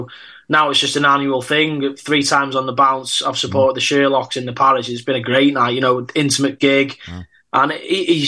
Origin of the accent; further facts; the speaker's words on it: North Wales, United Kingdom; accent: Scouser; I'm from North Wales, so it's a bit of a mad little area